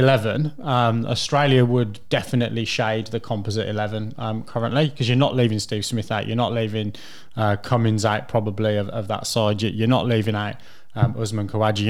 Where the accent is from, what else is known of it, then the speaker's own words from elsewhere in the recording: England, United Kingdom; as an Englishman